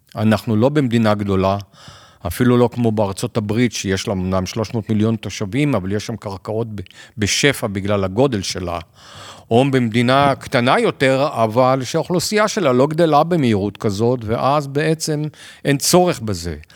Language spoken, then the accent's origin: Hebrew; Israel; בתור ישראלים